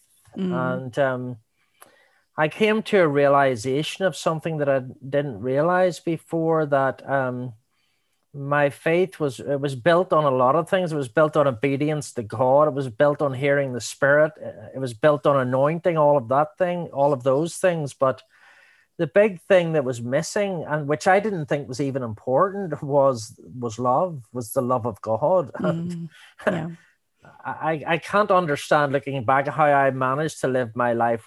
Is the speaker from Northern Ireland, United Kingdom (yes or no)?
yes; Belfast, Northern Ireland, United Kingdom; moved away as an adult; now in New Zealand; I was brought up in Belfast in Northern Ireland